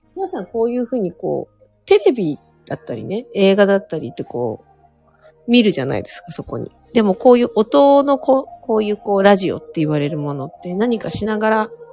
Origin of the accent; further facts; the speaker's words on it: Hokkaido, Japan; 私北海道出身なんですけど